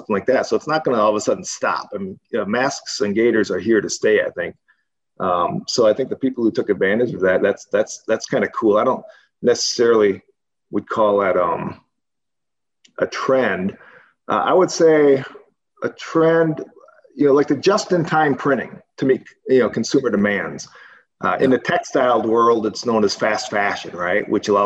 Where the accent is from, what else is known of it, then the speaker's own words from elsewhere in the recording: Wisconsin, United States; moved away as an adult; now in Arizona, United States; growing up in Wisconsin, as you guys know, that's where I grew up